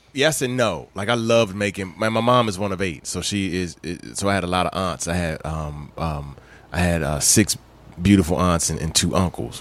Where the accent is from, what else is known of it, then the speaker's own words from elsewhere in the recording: Maryland, United States; also born or lived in Bahamas; I was born in the Bahamas, but I was raised in Maryland. So I, grew up in Maryland